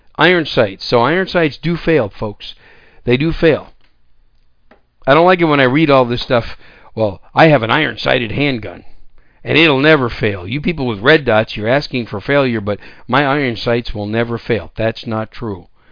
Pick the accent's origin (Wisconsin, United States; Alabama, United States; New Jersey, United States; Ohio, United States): Wisconsin, United States; also born or lived in Texas; now in San Antonio, United States; I grew up in Wisconsin. I'm a, I'm a former cheesehead, and that's my home state.